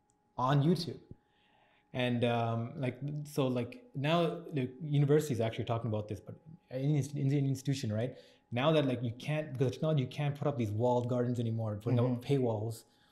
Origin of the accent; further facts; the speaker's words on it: Scarborough, Ontario, Canada; I grew up in Scarborough. Most of us did as well.